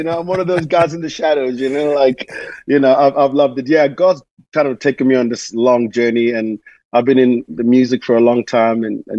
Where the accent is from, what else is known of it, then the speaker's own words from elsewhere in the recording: Zimbabwe; also born or lived in South Africa / Manchester, United Kingdom / Germany; now in Nashville, United States; I was born in Zimbabwe, grew up there, and then moved to South Africa